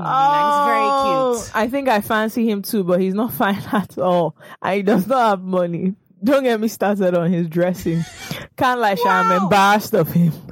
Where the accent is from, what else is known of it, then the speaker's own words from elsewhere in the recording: United Kingdom; I'm British.